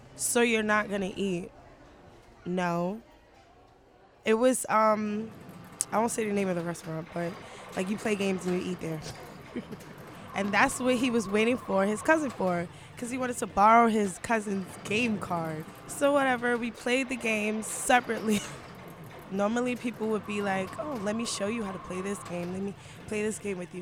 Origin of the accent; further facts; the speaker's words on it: Brooklyn, New York, United States; also born or lived in Harlem; now in Queens, United States; I was born and raised in Brooklyn, but I live in Queens now.